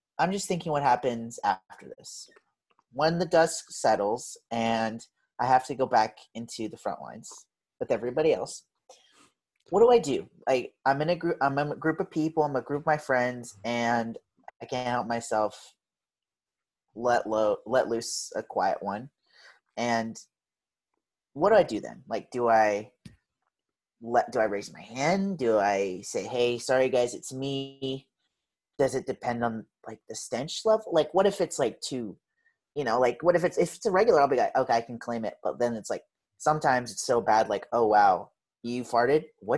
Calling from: Seattle, Washington, United States; I'm calling in from Seattle, Washington, currently stuck in quarantine.

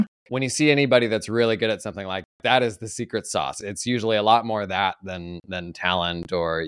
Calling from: Oregon, United States; Oregon, about an hour outside of Portland.

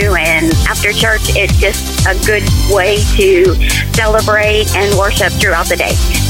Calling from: Florence, Alabama, United States; I am calling from Florence, Alabama.

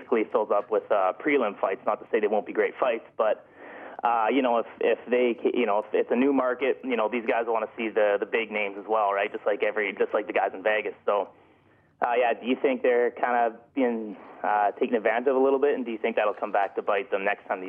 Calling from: Hardesty, Alberta, Canada; Well, I'm from Hardesty, Alberta.

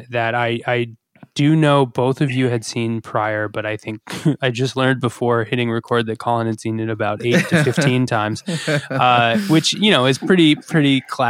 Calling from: Coventry, Rhode Island, United States; I'm calling in from Coventry, Rhode Island.

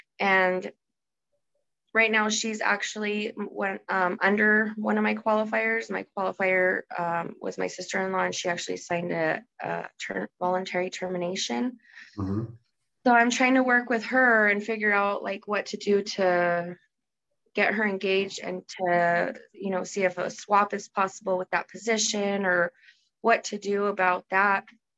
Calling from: Albuquerque, New Mexico, United States; From Albuquerque, New Mexico.

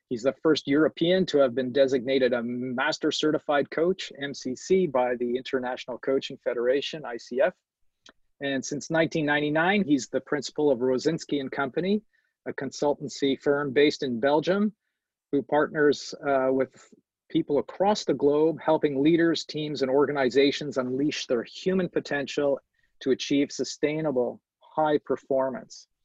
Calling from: Montreal, Quebec, Canada; I'm, I'm dialing in from Montreal, a very multicultural city

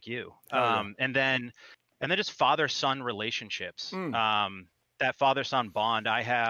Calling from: New Hampshire, United States; I'm up in New Hampshire.

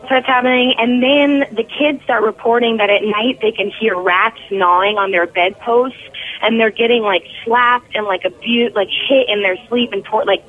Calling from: Nashville, Tennessee, United States; from Nashville, Tennessee.

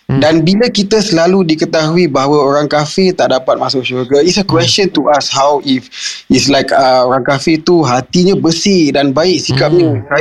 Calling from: Tampines, East Region, Singapore; Uh, saya daripada Tampines.

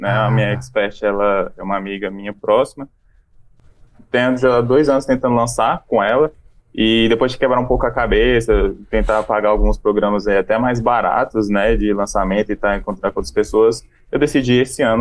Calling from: Brasília, Federal District, Brazil; Eu sou de Brasília, do seu lado, Hugo.

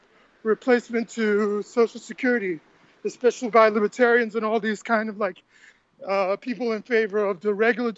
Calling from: Santiago, Santiago Metropolitan Region, Chile; Santiago, Chile, South America.

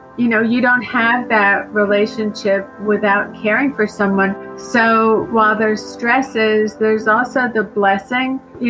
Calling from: Boca Raton, Florida, United States; I'm calling in from Boca Raton, Florida.

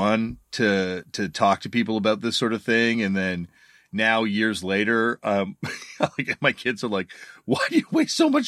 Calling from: Toronto, Ontario, Canada; I'm joining you from Toronto, Canada, in my basement

